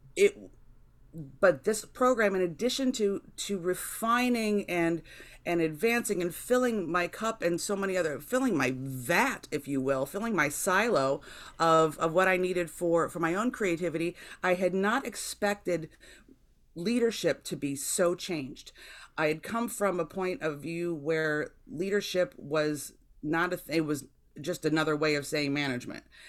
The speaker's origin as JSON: {"language": "English", "town": "Jamestown", "region": "New York", "country": "United States", "tie": "born or raised there", "said": "my hometown of Jamestown, New York"}